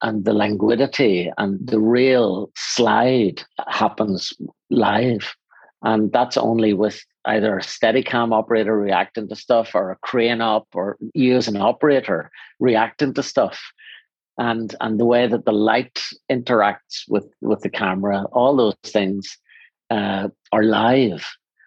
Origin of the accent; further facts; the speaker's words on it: Northern Ireland, United Kingdom; I come from Northern Ireland